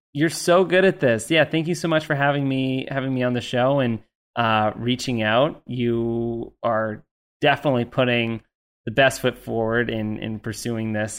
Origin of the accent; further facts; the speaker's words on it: Canada; I say H because I'm Canadian